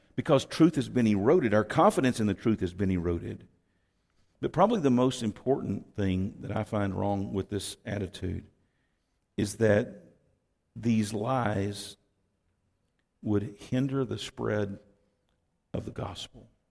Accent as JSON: {"language": "English", "region": "Texas", "country": "United States", "said": "I'm from Texas"}